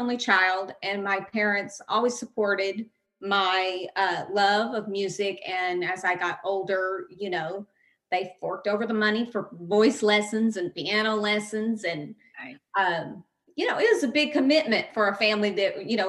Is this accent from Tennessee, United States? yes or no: yes; Gallatin, Tennessee, United States; I am from Gallatin, Tennessee. I lived in a lot of little towns in Tennessee